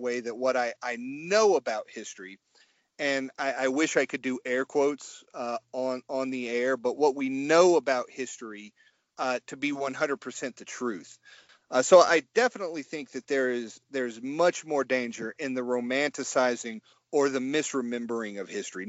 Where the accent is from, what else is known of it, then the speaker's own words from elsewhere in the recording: Kennesaw, Georgia, United States; born and raised in Kennesaw, Georgia, right outside of Atlanta